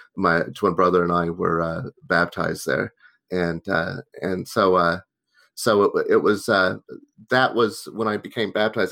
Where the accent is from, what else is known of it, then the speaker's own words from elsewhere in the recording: Tulsa, Oklahoma, United States; moved away; also born or lived in Boston; I grew up in Tulsa, Oklahoma